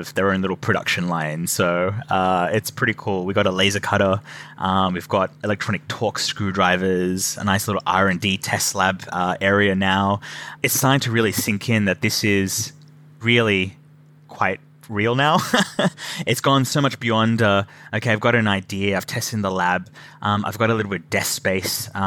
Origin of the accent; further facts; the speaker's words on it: Australia; moved away as an adult; now in Scotland, United Kingdom; I'm originally from Australia